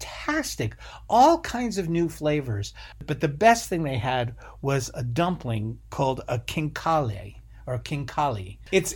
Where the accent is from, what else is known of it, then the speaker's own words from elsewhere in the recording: Rhode Island, United States; I grew up in Rhode Island where there was a large Portuguese community